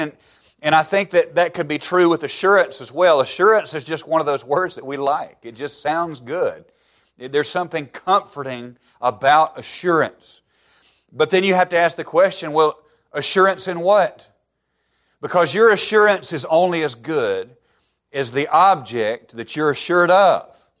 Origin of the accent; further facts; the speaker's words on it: Alabama, United States; moved away as an adult; I grew up in the buckle of the Bible Belt